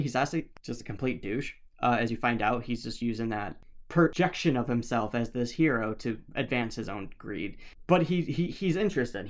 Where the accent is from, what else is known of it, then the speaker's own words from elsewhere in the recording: Midwest, United States; We're from the Midwest